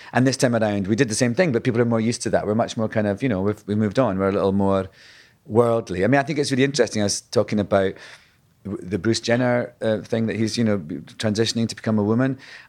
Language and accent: English; Scotland, United Kingdom; when I was at drama school, being Scottish, I was... told then, kind of an archaic sort of way, that I would never work unless I, you know, learned how to speak in RP, received posh English, basically. So from the word go, I had to learn how to lose my accent